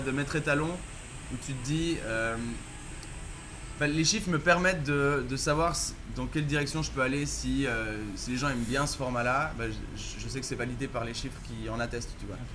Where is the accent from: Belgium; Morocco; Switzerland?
Switzerland; Villeneuve, Vaud; Villeneuve où j'ai grandi en Suisse